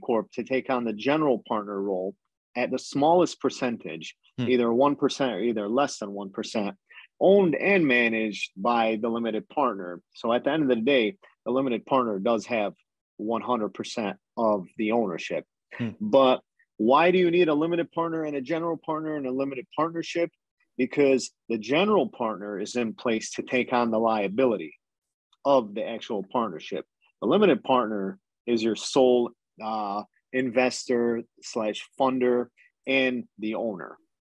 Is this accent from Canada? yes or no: yes; Canada; You're kind of limited as a Canadian due to both sides of the borders, laws